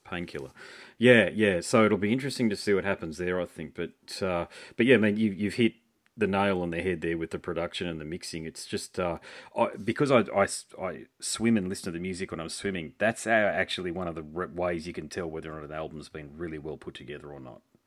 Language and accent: English; Australia; as an Aussie